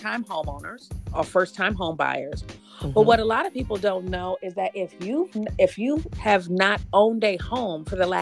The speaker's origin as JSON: {"language": "English", "town": "Pontiac", "region": "Michigan", "country": "United States", "moved": "yes", "lives_now": "Detroit, United States", "said": "I'm not originally from the city. I'm from Pontiac"}